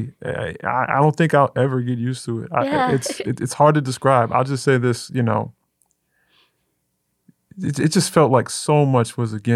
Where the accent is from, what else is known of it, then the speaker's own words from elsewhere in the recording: Memphis, Tennessee, United States; moved away as an adult; also born or lived in Manhattan, New York; I am originally from Memphis, specifically Orange Mound